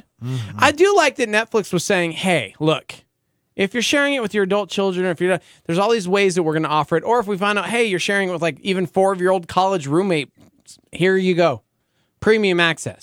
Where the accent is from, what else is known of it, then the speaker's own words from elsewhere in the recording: Albuquerque, New Mexico, United States; I'm from Albuquerque